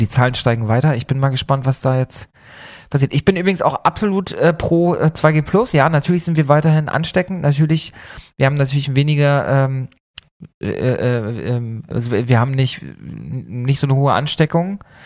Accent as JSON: {"language": "German", "region": "eastern Germany", "country": "Germany", "moved": "yes", "lives_now": "Hamburg, Germany", "said": "Wir kommen vom Land beide, wir kommen beide aus dem, aus dem Osten Deutschlands"}